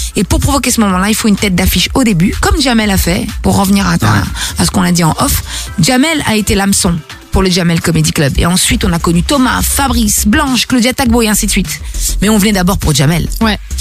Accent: Belgium; also born or lived in Brussels; réside chez moi en Belgique pour la première fois

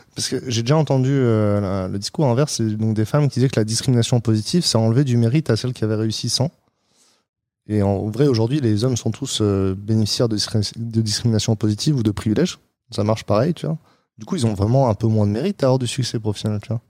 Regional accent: France; je suis français aussi

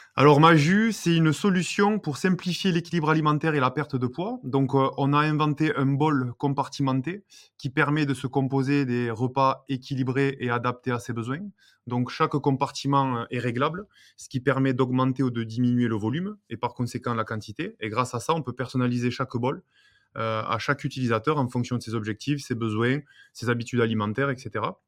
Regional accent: Béziers, Occitania, France; moved away as an adult; je suis originaire de Béziers

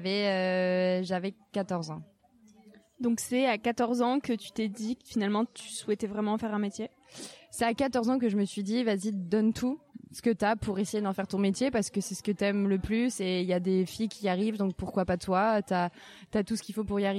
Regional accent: France; j'ai 25 ans, je suis française

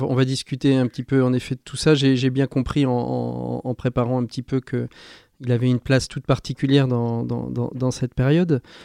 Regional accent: France; comme chez nous en France

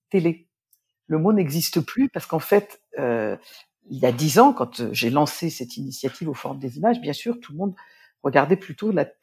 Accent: Nancy, Grand Est, France; born there; je suis née à Nancy, je le souligne souvent, surtout quand je suis à Lille un pour ne pas apparaître comme une Parisienne

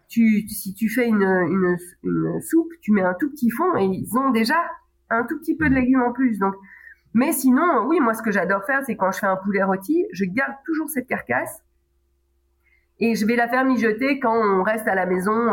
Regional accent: Belgium; en tant que belge

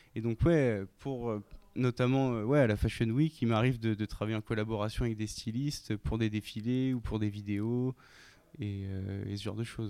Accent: Reims, Grand Est, France; celle de Reims, euh, là où j'ai grandi

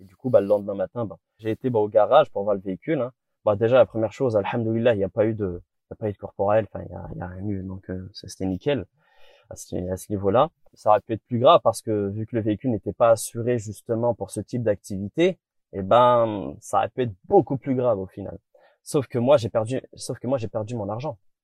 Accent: Morocco; je suis marocain

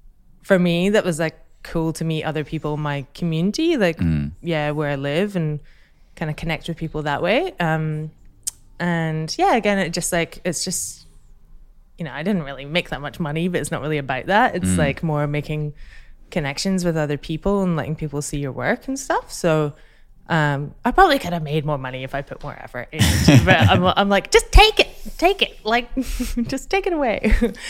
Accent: Scotland, United Kingdom; So I'm Scottish.

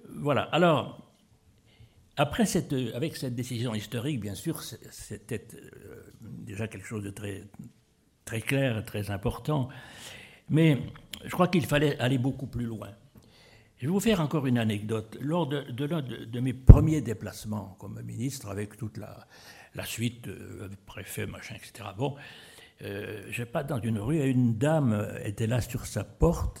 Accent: Épinal, Grand Est, France; je suis d'Épinal

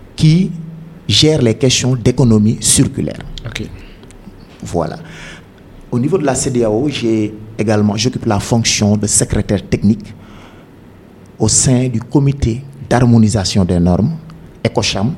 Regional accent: Dakar, Senegal; also born or lived in Thiès; je suis né à Dakar, un certain 6 janvier.

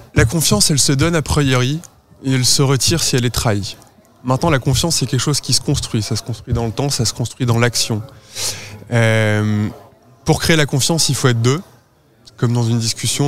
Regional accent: the Nord, Hauts-de-France, France; je suis originaire du Nord

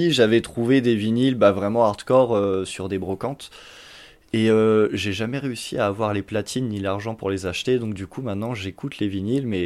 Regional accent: Champagne-Ardenne, Grand Est, France; moved away as an adult; now in Montpellier, France; suis arrivé en 2013, je viens de Champagne-Ardenne. je suis arrivé ici un peu par hasard et ça fait six ans que je suis là maintenant.

